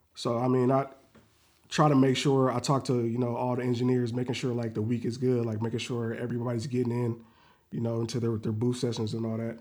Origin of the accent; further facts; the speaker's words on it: Renton, Washington, United States; also born or lived in Seattle; I was born and raised in, in Renton